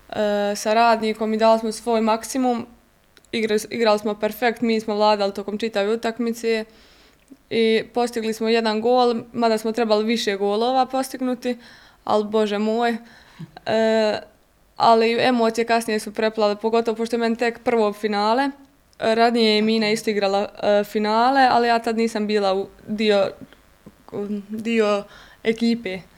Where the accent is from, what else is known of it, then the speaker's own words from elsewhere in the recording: Goražde, Federation of Bosnia and Herzegovina, Bosnia & Herzegovina; now in Mostar, Bosnia and Herzegovina; pošto nije bio klub u mom mjestu gdje sam ja rođena, pošto sam ja e, rodom iz Goražda